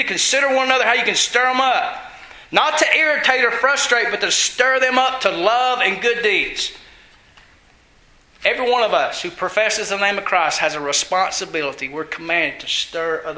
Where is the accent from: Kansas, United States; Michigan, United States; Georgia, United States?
Georgia, United States; I'm from Georgia